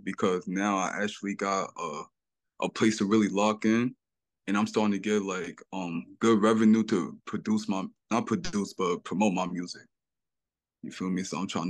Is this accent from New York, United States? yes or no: yes; New York City, New York, United States; I grew up in the harbor, but like, most of my people is in Park Hill. You know where Park Hill at, right? Like the … area, yeah. Most of my people in that area, so I used to like bounce back and forth type stuff.